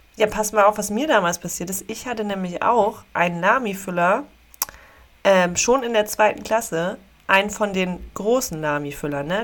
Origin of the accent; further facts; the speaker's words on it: Dückerswisch, Schleswig-Holstein, Germany; also born or lived in Meldorf; Ich komme okay. auch ursprünglich aus Dückerswisch